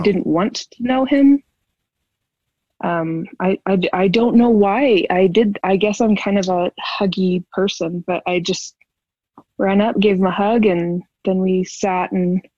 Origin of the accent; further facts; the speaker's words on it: Wisconsin, United States; I'm from Wisconsin